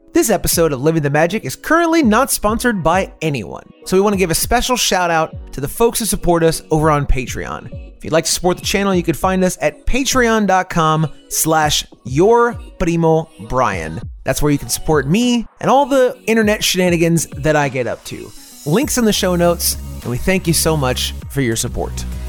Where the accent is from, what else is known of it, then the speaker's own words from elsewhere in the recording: Central Florida, United States; moved away as an adult; now in Austin, United States; I'm originally from the Central Florida area. Lived there a very long time